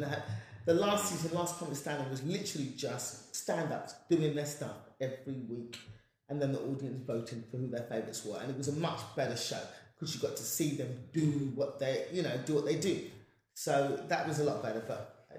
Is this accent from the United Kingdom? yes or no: yes; England, United Kingdom; yes, I'm black and I'm speaking like this because I'm from England.